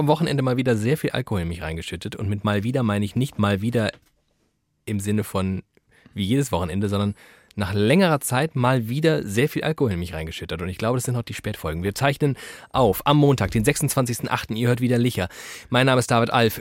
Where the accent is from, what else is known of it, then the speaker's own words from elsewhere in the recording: Frankfurt am Main, Hesse, Germany; geboren in Frankfurt am Main, inzwischen wohnhaft in Frankfurt am Main